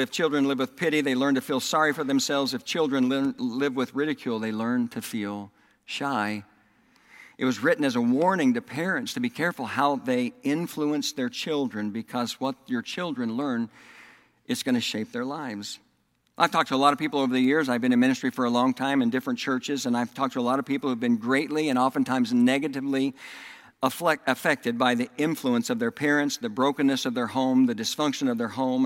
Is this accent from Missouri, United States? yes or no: no; Oklahoma, United States; accent: Southern; also born or lived in Texas; now in Indiana, United States; I was raised in Oklahoma, and then I moved to Texas, and I lived in Texas for 17 years, and then I moved back to Oklahoma, and I lived there for 10 years, and then I moved here to Indiana